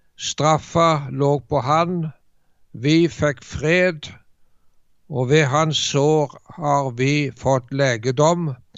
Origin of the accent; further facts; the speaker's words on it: Jæren, Rogaland, Norway; moved away; jeg er født og oppvokst på Jæren